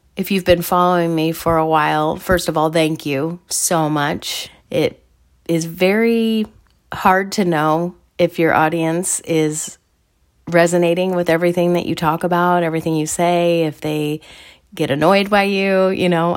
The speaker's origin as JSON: {"language": "English", "region": "Midwest", "country": "United States", "said": "I'm from the Midwest."}